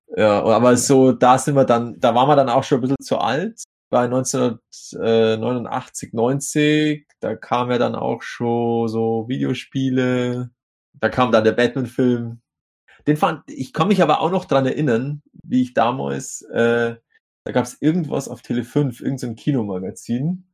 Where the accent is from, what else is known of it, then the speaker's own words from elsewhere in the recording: Vaterstetten, Bavaria, Germany; also born or lived in Grafing bei München; in meinem Heimatort, Vaterstetten